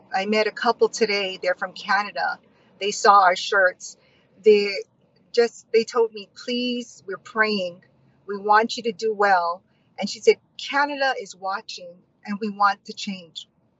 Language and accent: English; Hawaii, United States; we're from Hawaii